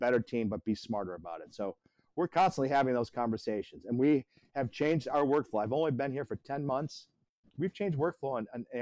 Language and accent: English; Midwest, United States; also born or lived in Detroit / London / Miami / Atlanta; now in Myrtle Beach, United States; I come from the Midwest